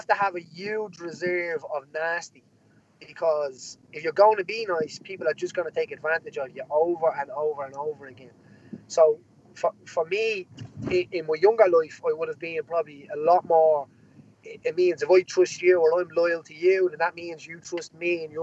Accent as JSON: {"language": "English", "town": "Dublin", "region": "Leinster", "country": "Ireland", "tie": "born or raised there", "said": "I come from a place called Jobstown in Dublin, which would be a social housing estate"}